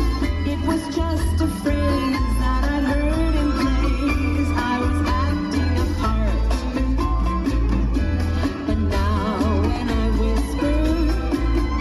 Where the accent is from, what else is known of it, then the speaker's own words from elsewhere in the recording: Montreal, Quebec, Canada; I grew up in Montreal, so I speak French